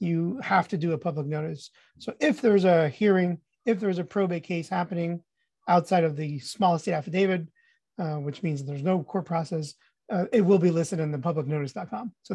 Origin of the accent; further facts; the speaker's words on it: Guatemala; moved away; I'm Hispanic. I was born in Guatemala